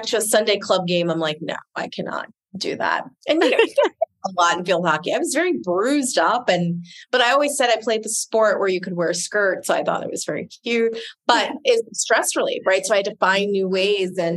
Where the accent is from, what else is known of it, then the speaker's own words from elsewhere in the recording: Southern New Jersey, United States; also born or lived in Maryland; Southern New Jersey